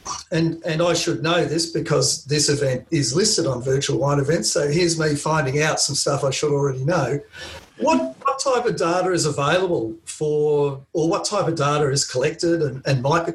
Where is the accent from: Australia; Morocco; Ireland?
Australia; Being an Australian and speaking with my very strange accent